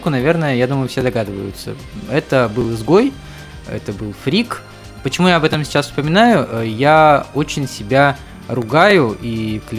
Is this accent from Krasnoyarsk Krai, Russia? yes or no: no; Volgorechensk, Kostroma Oblast, Russia; Я из Волгореченска, там э, родился, учился и рос.